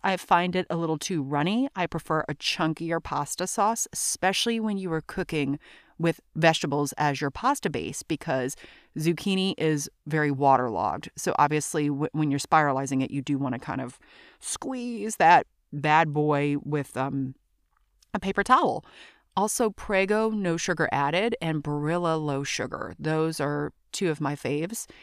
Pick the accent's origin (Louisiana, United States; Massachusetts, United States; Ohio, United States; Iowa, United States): Louisiana, United States; also born or lived in New York, New Jersey area; now in New York/New Jersey area, United States; I'm from Louisiana